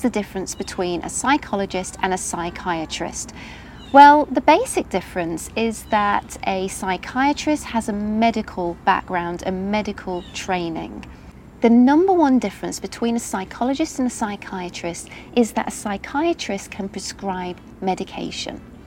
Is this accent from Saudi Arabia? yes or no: yes; Saudi Arabia; هنا عندنا بالسعودية